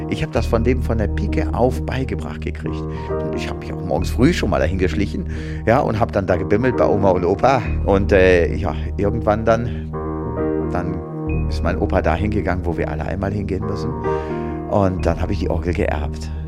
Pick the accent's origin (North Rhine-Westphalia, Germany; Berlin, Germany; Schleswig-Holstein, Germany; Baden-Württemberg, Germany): North Rhine-Westphalia, Germany; Würselen; Okay, also ich bin aufgewachsen im Kreis Aachen. Das ist in Würselen, genauso hieß meine Stadt, zusammen mit meiner Schwester, meinem Papa und meiner Mama